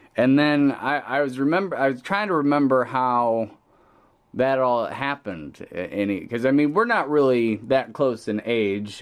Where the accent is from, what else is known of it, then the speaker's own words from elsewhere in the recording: Pontiac, Illinois, United States; we're both Pontiac, Illinois natives